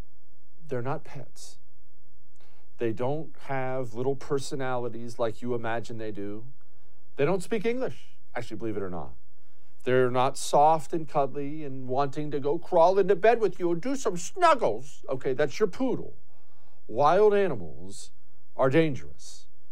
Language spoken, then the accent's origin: English; Montana, United States; I grew up in Montana, for the most part. I moved to Montana when I was 10.